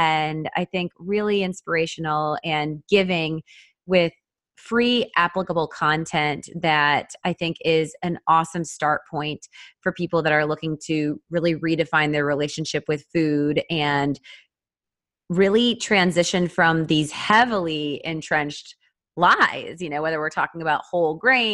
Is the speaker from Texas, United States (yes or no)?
yes; Austin, Texas, United States; here in my hometown, Austin